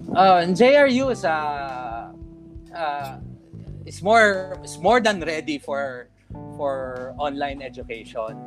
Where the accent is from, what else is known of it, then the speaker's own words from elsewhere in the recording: Mandaluyong, Metro Manila, Philippines; And I am from Mandaluyong